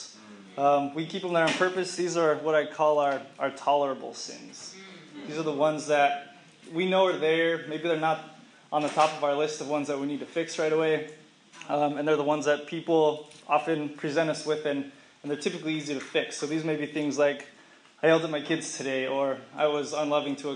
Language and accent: English; Dallas, Texas, United States; moved away; also born or lived in Arkansas; my two best friends from growing up in Dallas, Texas